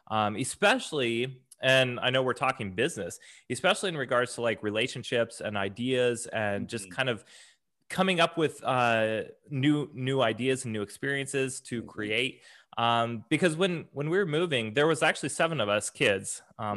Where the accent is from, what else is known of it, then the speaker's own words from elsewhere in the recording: Alaska, United States; also born or lived in Oregon / Tennessee / Japan; I was born in Oregon, spent a majority of my time living in Alaska, and then the last few years was in Tennessee.